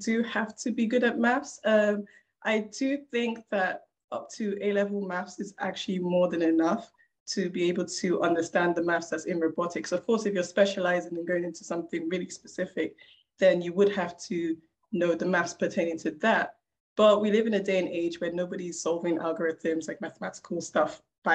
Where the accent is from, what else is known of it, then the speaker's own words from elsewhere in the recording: London, United Kingdom; I was a kid growing up in South London, not the best of areas